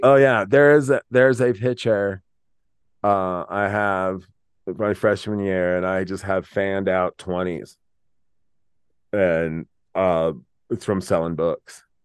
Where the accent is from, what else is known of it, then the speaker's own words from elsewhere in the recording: Laramie, Wyoming, United States; I was a kid from Laramie